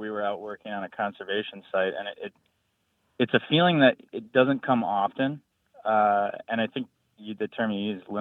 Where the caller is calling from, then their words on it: Madison, Wisconsin, United States; I'm from Madison, Wisconsin.